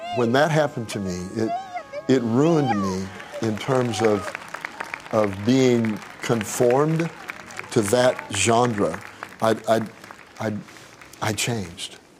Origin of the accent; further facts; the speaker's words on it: Tulsa, Oklahoma, United States; I grew up in Tulsa